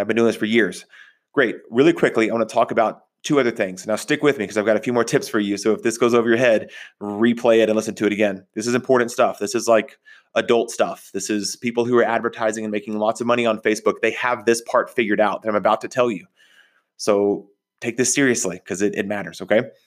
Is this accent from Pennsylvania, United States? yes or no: no; Texas, United States; also born or lived in Oklahoma; I grew up in Texas, in Oklahoma.